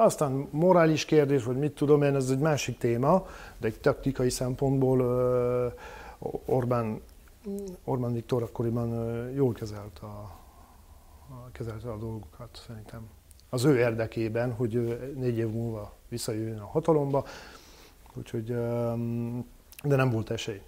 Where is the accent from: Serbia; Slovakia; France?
France; Hungarian is a second language; moved away as an adult; now in Hungary; a bevándorlás helyzet Franciaországban és Nyugat-Európában általában elég durva lett, és akkor mondjuk egy vegyes társadalomban nőttem fel